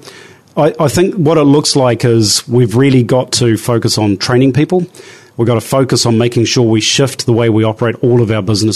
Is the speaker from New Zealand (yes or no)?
yes; New Zealand; as a New Zealander